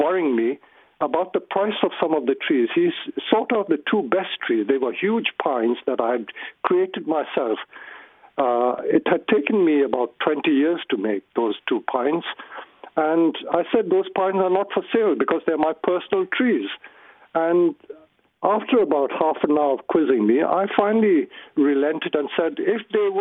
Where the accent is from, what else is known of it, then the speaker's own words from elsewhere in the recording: India; moved away; I grew up in India